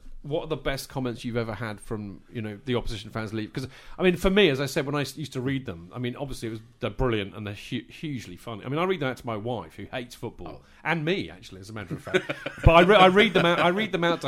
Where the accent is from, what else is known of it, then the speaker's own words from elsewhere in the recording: Winchester, South East England, United Kingdom; I grew up, I come from Winchester, not Southampton